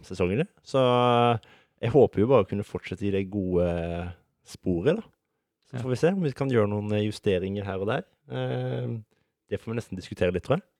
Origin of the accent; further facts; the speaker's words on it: Sørlandet, Norway; now in Oslo, Norway; Jeg er ikke fra Oslo, jeg er fra det glade Sørland